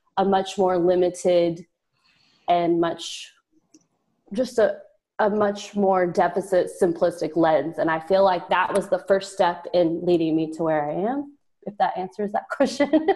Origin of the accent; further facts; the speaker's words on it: rural southeast Oklahoma, United States; also born or lived in Texas; I am Texas by birthplace, but I was raised in Oklahoma